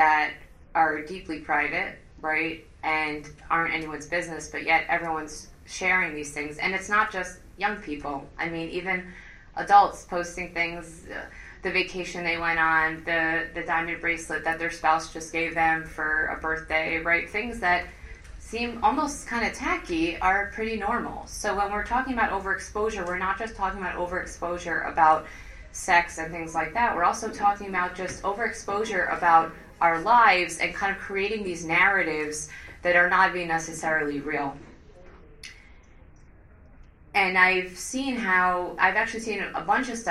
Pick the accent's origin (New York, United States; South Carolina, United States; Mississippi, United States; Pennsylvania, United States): New York, United States; Five Towns; growing up in the Five Towns, we had a takeout place called Mazon